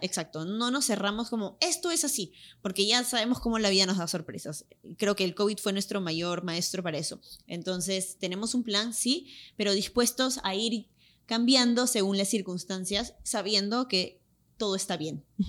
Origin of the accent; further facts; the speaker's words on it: Lima, Peru; accent: Limeño; moved away as an adult; now in Los Angeles, United States; va a estar más fuerte mi acento peruano, claro. porque ahorita he estado hablando full, full, full español y con mi acento limeño